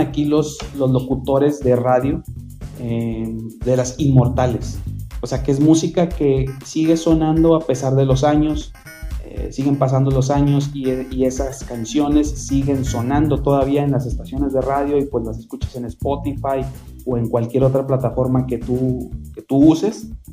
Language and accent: Spanish; Monterrey, Nuevo León, Mexico; como regiomontanos o como mexicanos